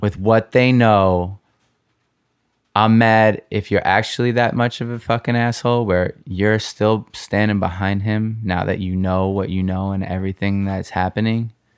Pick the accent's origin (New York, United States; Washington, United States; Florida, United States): New York, United States; I grew up here in New York